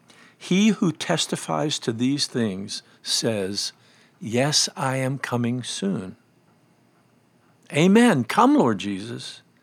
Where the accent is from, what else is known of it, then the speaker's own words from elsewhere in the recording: Pennsylvania, United States; I grew up in Western Pennsylvania, and one of the phrases that is common there about cleaning is redding up.